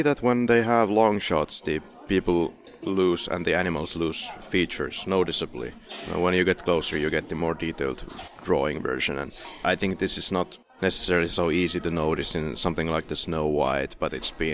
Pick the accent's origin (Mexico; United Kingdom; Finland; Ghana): Finland; English is a second language; now in Poland; I live in Poland, I'm from Finland